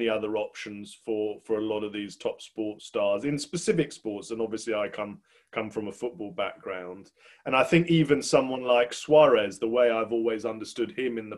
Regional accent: England, United Kingdom; as an Englishman

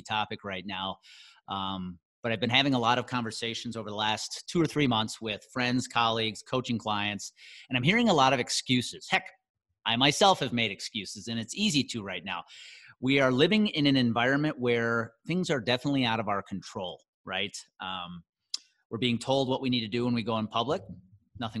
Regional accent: Wisconsin, United States; my hometown of Conemaugh, Wisconsin

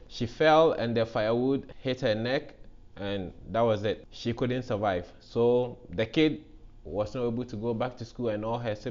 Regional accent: Ghana; moved away as an adult; now in United States; I spent 30 years of my life back in Ghana.

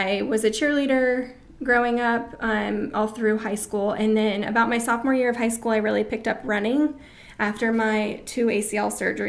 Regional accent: Florida, United States; We're from Florida.

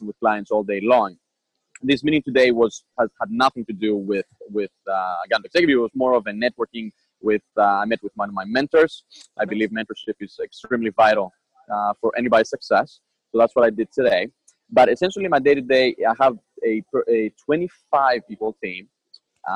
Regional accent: Athens, Attica, Greece; moved away as an adult; also born or lived in Boston, United States; now in United States; So I am from Athens, Greece. I was born and raised there. I lived there until my 18th year birthday.

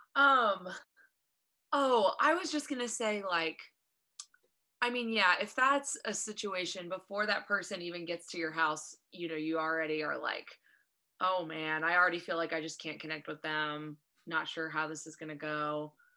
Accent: Eaton, Ohio, United States; now in Columbus, United States; I am from, now you Miami friends might know, Eaton, Ohio

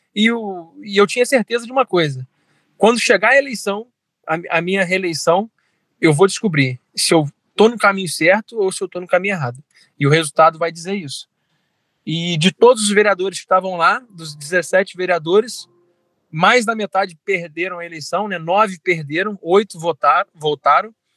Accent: Resende, Rio de Janeiro, Brazil; nasci em Resende, fui criado aqui em Resende

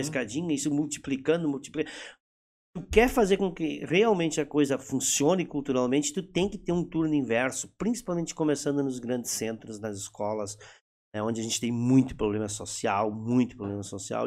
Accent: Rio Grande do Sul, Brazil; accent: German-Brazilian (Hunsrik) accent

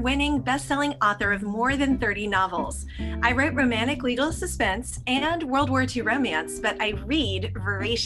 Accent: Nebraska, United States; I grew up in Nebraska

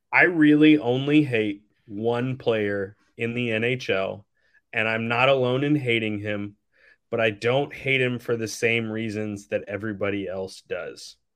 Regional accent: Texas, United States; I am from Texas

